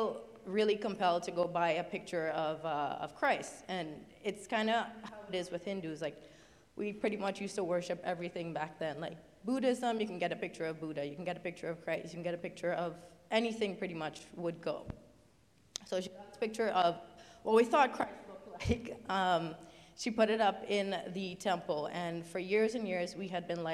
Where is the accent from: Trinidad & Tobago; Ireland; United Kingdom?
Trinidad & Tobago; moved away; where my family is from, we're from Trinidad instead.